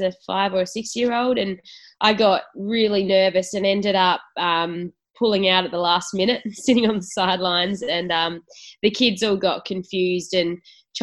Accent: Naracoorte, South Australia, Australia; I grew up in Narra Court

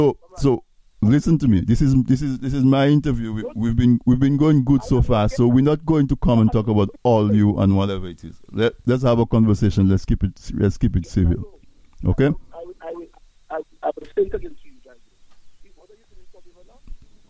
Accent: Castle Bruce, Dominica; I'm from Casabruce

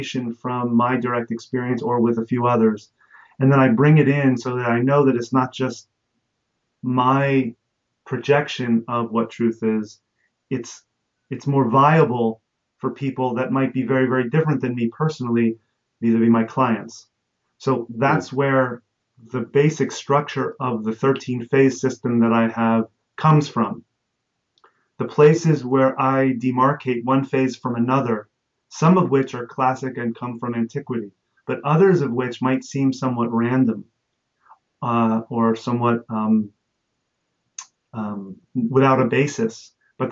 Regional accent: Jersey Shore, New Jersey, United States; when I was a kid, I grew up on the Jersey Shore.

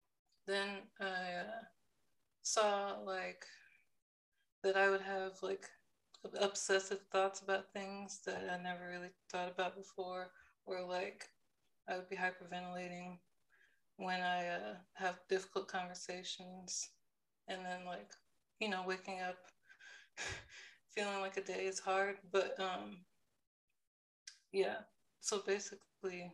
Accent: Austin, Texas, United States; I was born and raised in Austin, Texas. So I've just been here most of my life

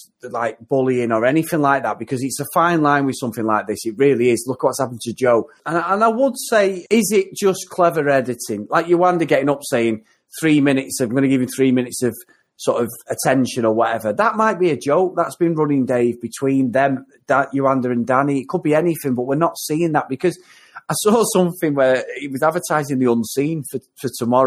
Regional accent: Manchester, North West England, United Kingdom; accent: Mancunian; my silky Mancunian accent

